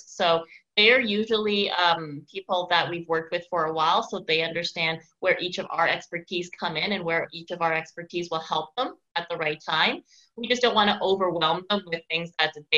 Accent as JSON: {"language": "English", "town": "Victoria", "region": "British Columbia", "country": "Canada", "tie": "born or raised there", "moved": "yes", "lives_now": "Montreal, Canada", "said": "out in Victoria, BC, so my hometown"}